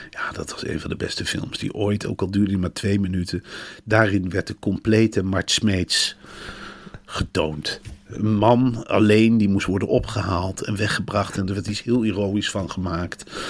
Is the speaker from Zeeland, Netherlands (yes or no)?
no; Arnhem, Gelderland, Netherlands; in mijn jeugd in Arnhem